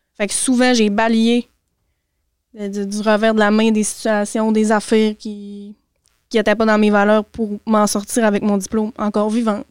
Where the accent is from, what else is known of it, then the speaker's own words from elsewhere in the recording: Saint-Fé, Quebec, Canada; J'ai grandi tout mon secondaire, mon primaire à Saint-Fé